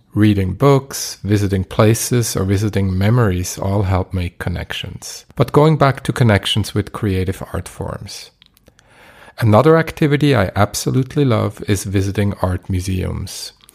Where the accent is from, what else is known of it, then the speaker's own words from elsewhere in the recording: Basel, Basel-Stadt, Switzerland; my hometown, Basel